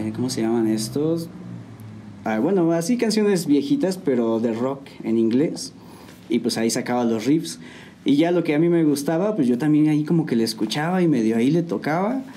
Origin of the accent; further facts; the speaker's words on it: San Juan del Río, Querétaro, Mexico; Soy de aquí de San Juan del Río. Este, mis papás igual son de aquí. Todos somos de aquí.